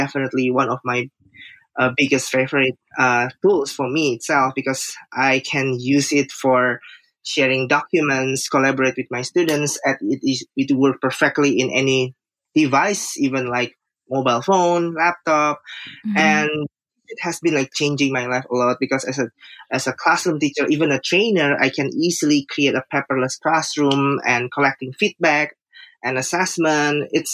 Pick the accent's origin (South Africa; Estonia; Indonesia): Indonesia; Jakarta; I'm from Jakarta, Indonesia.